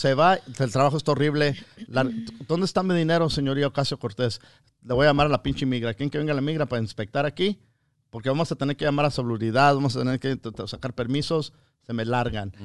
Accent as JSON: {"language": "Spanish", "country": "United States", "tie": "born or raised there", "said": "yo soy ciudadano americano con todos mis derechos, nacido aquí"}